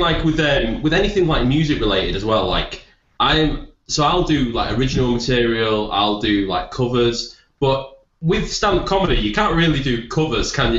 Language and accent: English; Leeds, Yorkshire and the Humber, United Kingdom; I'm from Leeds